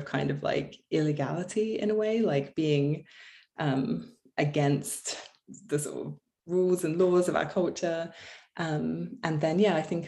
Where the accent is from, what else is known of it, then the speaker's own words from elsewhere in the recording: Canterbury, South East England, United Kingdom; moved away as an adult; now in Los Angeles, United States; I'm from England